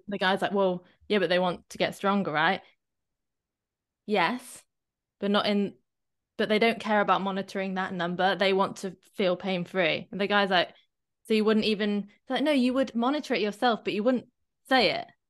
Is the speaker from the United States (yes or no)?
no; Shepton Mallet, South West England, United Kingdom; I grew up near Glastonbury